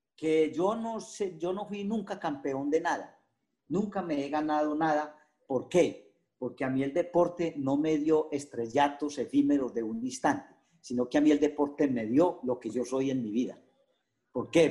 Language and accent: Spanish; Risaralda, Colombia; moved away as an adult; yo era del campo, pero yo era un atleta consumado. Yo era el corredor de mi pueblo